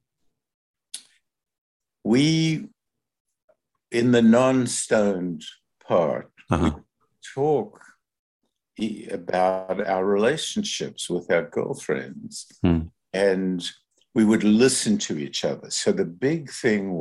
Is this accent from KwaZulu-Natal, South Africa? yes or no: no; Johannesburg, Gauteng, South Africa; moved away as an adult; now in Canada; I grew up in Johannesburg.